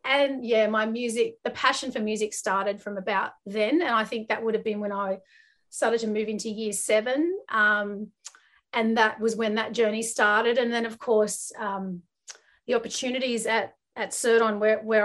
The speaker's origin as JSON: {"language": "English", "town": "Guildford", "region": "New South Wales", "country": "Australia", "tie": "born or raised there", "said": "I grew up in Western Sydney. So I grew up in Guildford. It's kind of near Parramatta."}